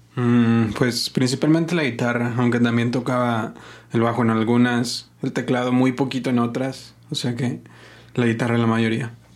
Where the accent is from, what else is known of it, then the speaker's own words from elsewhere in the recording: Guadalajara, Jalisco, Mexico; also born or lived in Zamora, Michoacán; Yo nací aquí en Guadalajara, mis, mis dos papás son de, de Michoacán.